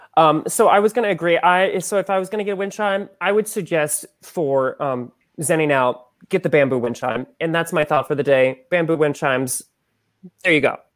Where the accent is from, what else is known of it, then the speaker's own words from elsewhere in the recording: Xenia, Ohio, United States; my hometown of Xenia